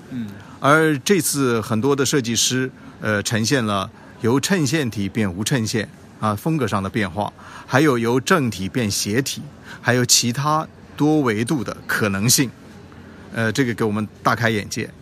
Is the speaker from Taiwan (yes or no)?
no; China; 我们中国人